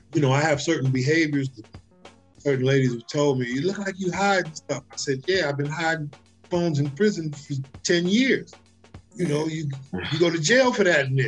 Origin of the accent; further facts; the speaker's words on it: New York City, New York, United States; now in Los Angeles, United States; I'm from the Bronx. I, I I'm I'm a project kid, but our family put a premium on education